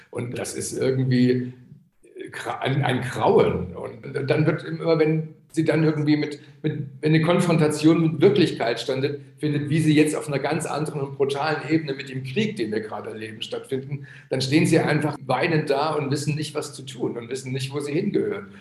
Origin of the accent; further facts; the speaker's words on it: Chemnitz, Saxony, Germany; ich bin ja in Karl-Marx-Stadt aufgewachsen, also die Stadt, die jetzt wieder Chemnitz heißt